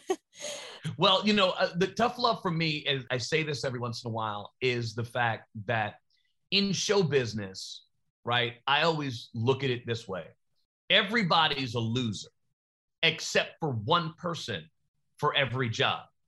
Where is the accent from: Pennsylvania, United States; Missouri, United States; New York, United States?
New York, United States; I'm from New York